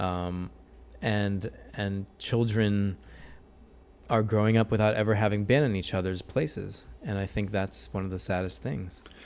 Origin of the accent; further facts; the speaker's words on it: St. Louis, Missouri, United States; moved away as an adult; now in Jerusalem, Israel; Saint Louis is my home and will always be my home